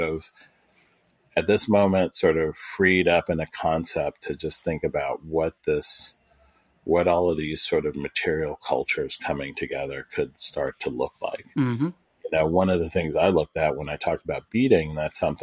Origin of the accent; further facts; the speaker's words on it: Williamsburg, Virginia, United States; I'm from Williamsburg, Virginia